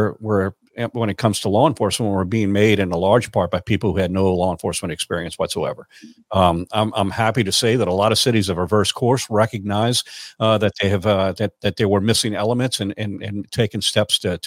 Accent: Louisiana, United States; Louisiana, and especially my hometown

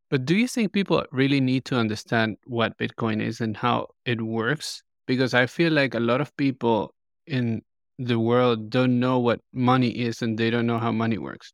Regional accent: Colombia; I'm from Colombia

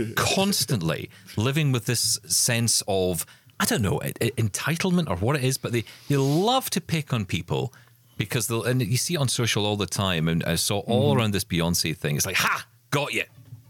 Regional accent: United Kingdom; I'm British.

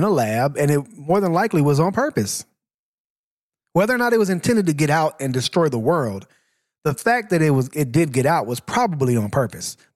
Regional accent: Laos; I'm shit. from Laos.

